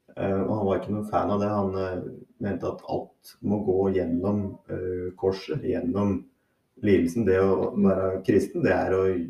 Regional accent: Hurdal, Akershus, Norway; also born or lived in Harstad; jeg vokste opp i Hurdal

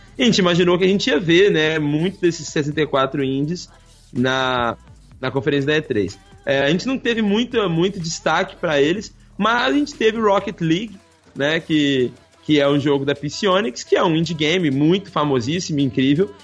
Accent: Belo Horizonte, Minas Gerais, Brazil; gente boa lá da minha cidade natal

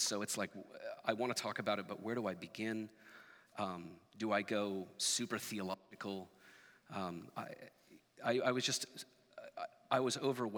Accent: Portland, Oregon, United States; I grew up here in Portland

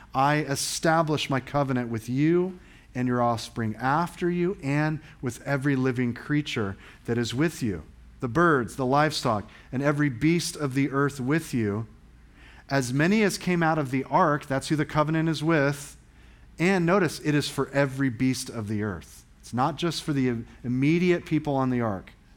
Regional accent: England, United Kingdom; I'm an English guy

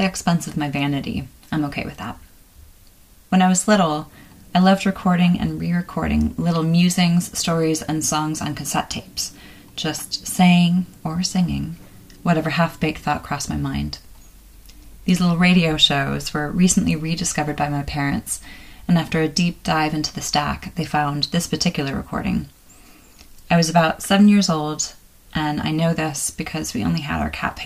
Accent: Chicago, Illinois, United States; accent: Chicago; my little Chicago accent

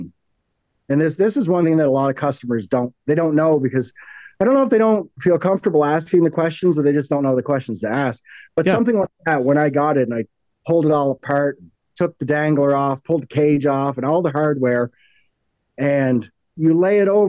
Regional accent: Canada; being a Canadian

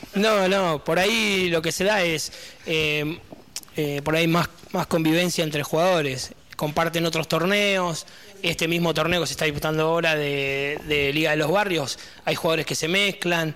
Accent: Las Flores, Buenos Aires Province, Argentina; moved away as an adult; now in Verónica, Argentina; yo soy de La Flores, de la provincia de Buenos Aires

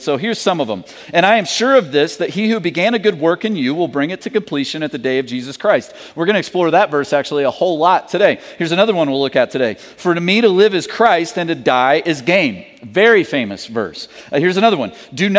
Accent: the South, United States; And I'm from the South, so I understand that world.

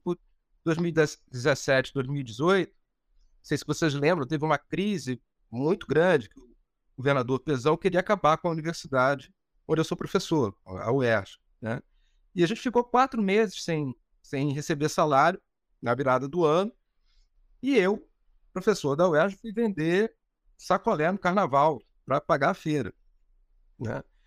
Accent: Rio de Janeiro, Brazil; also born or lived in Laranjeiras, Rio de Janeiro; Eu sou de Cascadura, né?

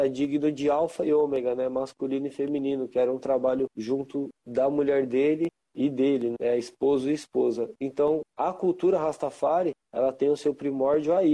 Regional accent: São Paulo, Brazil; born there; Eu nasci aqui em São Paulo

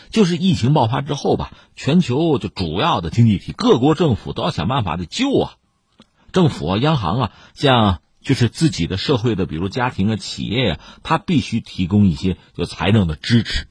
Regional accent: China; 我们中国人

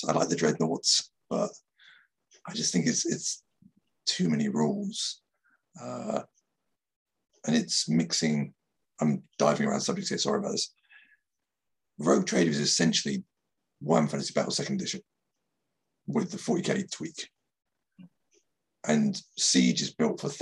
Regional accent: Dover, South East England, United Kingdom; now in Japan; I'm from Dover

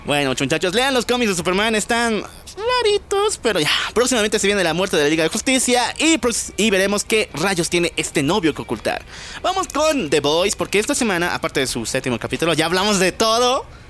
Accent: La Paz, Bolivia; nuestra querida ciudad, La Paz, Bolivia. Ya saben, somos bolivianos

